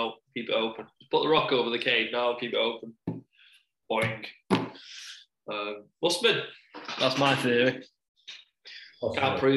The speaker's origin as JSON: {"language": "English", "region": "England", "country": "United Kingdom", "said": "we're English"}